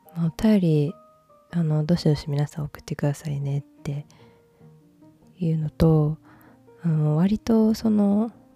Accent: Osaka, Japan; accent: Kansai dialect; moved away; 私は大阪出身なので

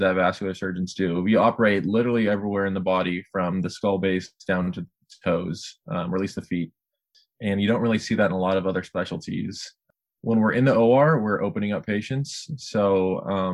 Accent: Sacramento, California, United States; moved away as an adult; now in Chicago, United States; back in Sacramento, my hometown

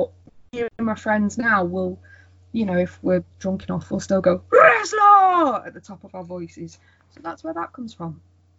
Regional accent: Wales, United Kingdom; accent: plastic scouser; moved away; I grew up in Wales

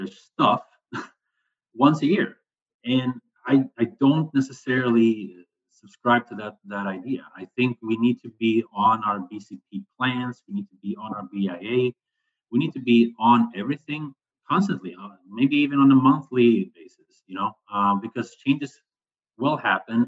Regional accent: Sweden; moved away; I'm originally from Sweden

